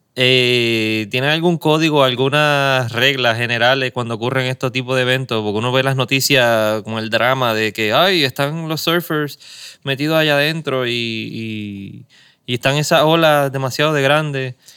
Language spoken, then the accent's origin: Spanish; Caguas, Puerto Rico; also born or lived in San Juan; Mi ciudad de, toda la vida, en Cagua